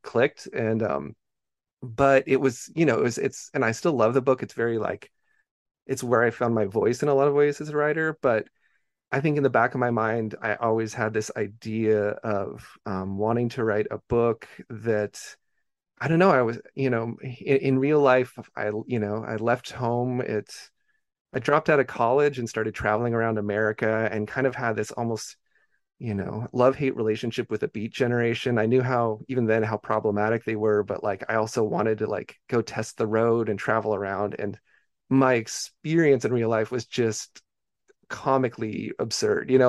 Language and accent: English; Beaverton, Oregon, United States; I grew up in Beaverton, Oregon, which is just, you know, uh, the, the most s, the, like, the most suburb of all suburbs